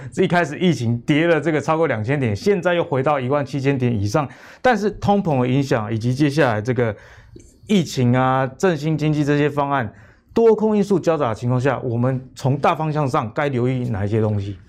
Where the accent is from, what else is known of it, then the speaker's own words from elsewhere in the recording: Pingtung County, Taiwan; 住在我老家平东